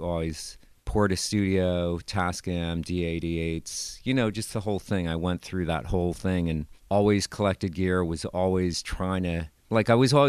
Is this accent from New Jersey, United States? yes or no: yes; New Jersey, United States; From fifth grade on in Jersey, where Pete Nichelle lives.